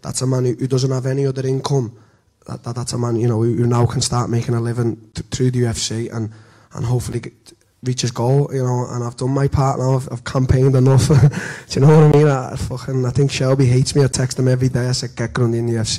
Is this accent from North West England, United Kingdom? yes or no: yes; Liverpool, North West England, United Kingdom; in my hometown, you know, just to sell out.